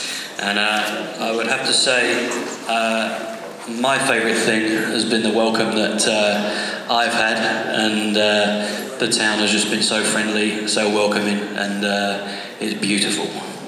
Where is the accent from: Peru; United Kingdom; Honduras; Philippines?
United Kingdom; London; I'm from London, England, also.